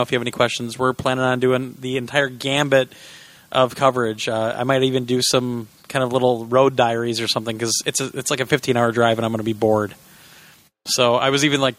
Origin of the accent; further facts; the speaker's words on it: Kansas, United States; I'm from Kansas